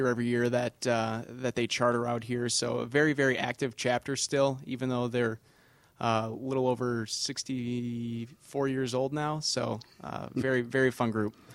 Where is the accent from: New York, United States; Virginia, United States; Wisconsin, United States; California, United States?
Wisconsin, United States; Kenosha; moved away; I'm originally from Kenosha, Wisconsin